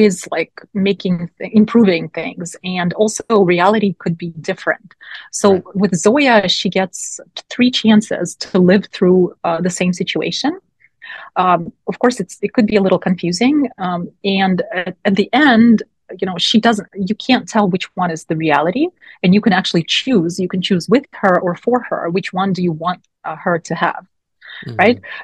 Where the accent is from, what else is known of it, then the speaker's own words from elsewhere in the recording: Moscow, Russia; moved away; also born or lived in Pittsburgh, Pennsylvania, United States; Moscow, I was born and raised in Moscow